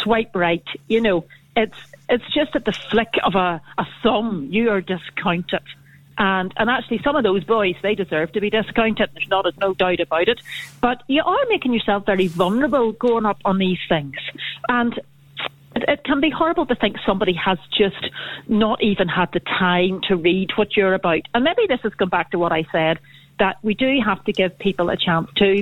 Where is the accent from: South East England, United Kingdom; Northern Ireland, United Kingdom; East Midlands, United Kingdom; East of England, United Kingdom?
Northern Ireland, United Kingdom; North Down; I'm from North Down.